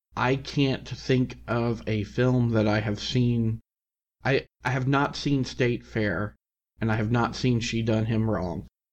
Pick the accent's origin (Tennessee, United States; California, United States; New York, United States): Tennessee, United States; someone who was born and raised in Tennessee